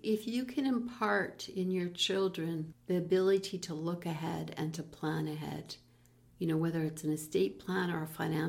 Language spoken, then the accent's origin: English; Peace River, Alberta, Canada; moved away; also born or lived in Calgary; a good dear friend of mine growing up in Peace River together, and then we were both in Calgary